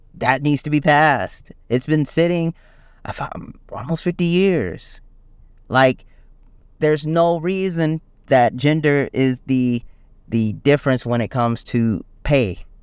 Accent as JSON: {"language": "English", "region": "South Carolina", "country": "United States", "said": "I'm from South Carolina"}